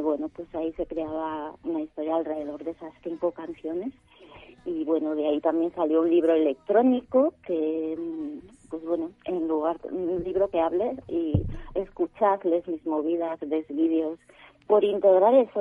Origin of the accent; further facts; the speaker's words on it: Sarria, Galicia, Spain; moved away as an adult; now in Madrid, Spain; en mi pueblo en Sarria